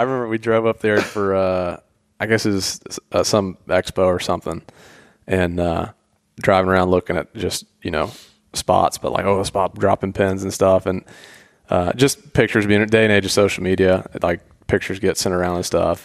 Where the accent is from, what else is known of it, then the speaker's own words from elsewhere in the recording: Atlanta, Georgia, United States; I grew up in Atlanta